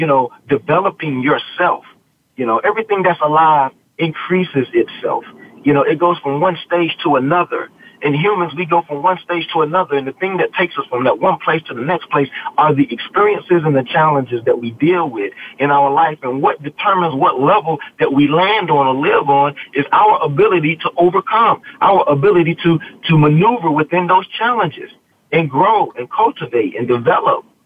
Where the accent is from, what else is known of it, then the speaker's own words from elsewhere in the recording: the South, United States; I was from the South and Southern Baptist flavor